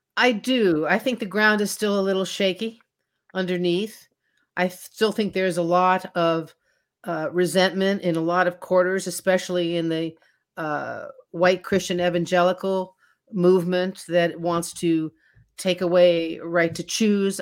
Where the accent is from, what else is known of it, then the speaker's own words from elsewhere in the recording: Washington, District of Columbia, United States; growing up in Washington, D C